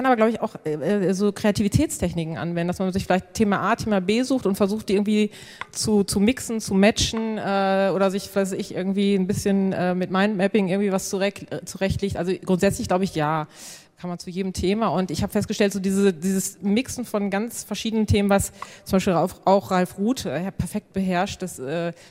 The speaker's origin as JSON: {"language": "German", "town": "Senden", "region": "North Rhine-Westphalia", "country": "Germany", "said": "Also ich komme aus Senden, das liegt bei Münster 20 Kilometer"}